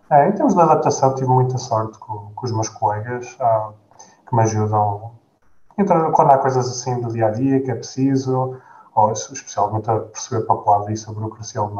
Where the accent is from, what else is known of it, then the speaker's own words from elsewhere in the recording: Gouveia, Guarda, Portugal; moved away as an adult; also born or lived in United States / Lisbon, Portugal; now in Germany; eu cresci em Gouveia, na Distrito da Guarda